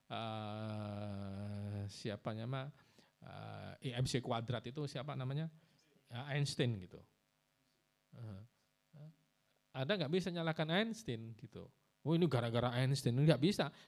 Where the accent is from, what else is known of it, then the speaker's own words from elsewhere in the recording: Pasuruan, East Java, Indonesia; Saya juga Pasuruan mas, saya dari Arang-Arang. Ya, ya Wonorejo, uh, tangganya ya.